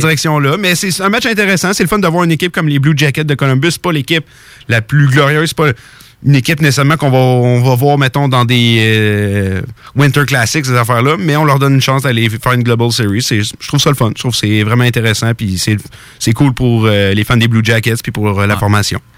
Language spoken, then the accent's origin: French; Canada; je suis Canadien, je suis fier d'être Canadien.